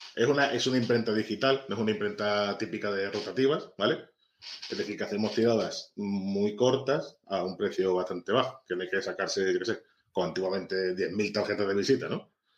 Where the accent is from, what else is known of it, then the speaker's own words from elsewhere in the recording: Ceuta, Spain; soy un tipo de Ceuta